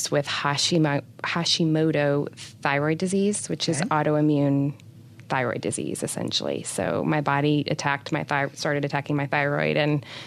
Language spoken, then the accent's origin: English; New Hampshire, United States; moved away; I'm originally from New Hampshire